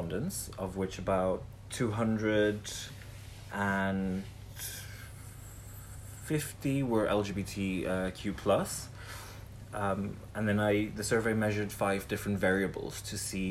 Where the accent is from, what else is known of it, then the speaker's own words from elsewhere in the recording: South Africa; moved away as an adult; now in Leiden, Netherlands; I'm from South Africa.